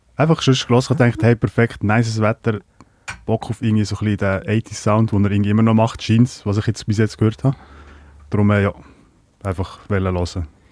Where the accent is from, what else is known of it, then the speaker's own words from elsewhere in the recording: Lucerne, Switzerland; also born or lived in Croatia; meiste Zeit halt in Kanton Luzern unterwegs gewesen, am Hasseln und äh, zu Hofteren aufgewachsen, die grösste Teil